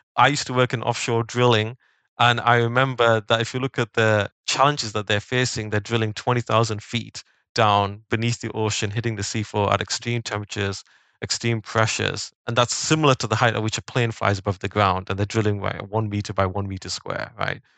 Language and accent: English; the north of England, United Kingdom; I grew up in Northern England